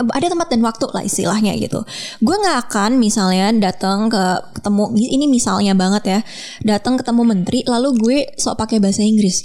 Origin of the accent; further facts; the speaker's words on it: Jakarta, Indonesia; gue orang Jakarta